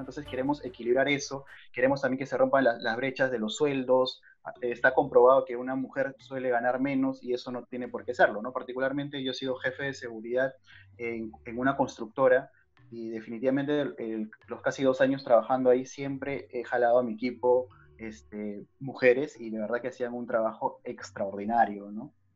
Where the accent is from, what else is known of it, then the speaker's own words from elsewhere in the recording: Peru; somos, somos peruanos, somos peruanos.